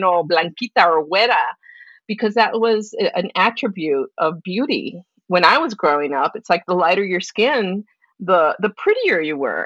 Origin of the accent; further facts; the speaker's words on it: East Los Angeles, California, United States; moved away as an adult; now in Tucson, United States; I'm from East Los Angeles, born and raised there